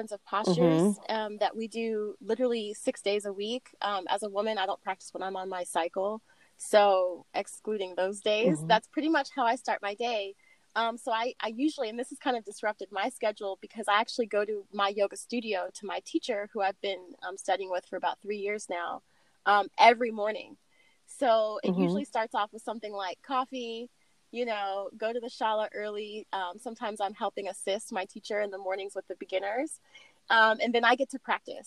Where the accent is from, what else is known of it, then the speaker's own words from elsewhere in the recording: California, United States; also born or lived in Oregon; now in Atlanta, United States; I'm originally from California